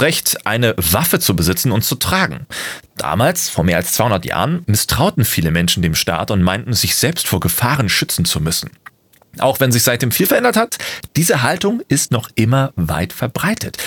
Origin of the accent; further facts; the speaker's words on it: Germany; bei uns in Deutschland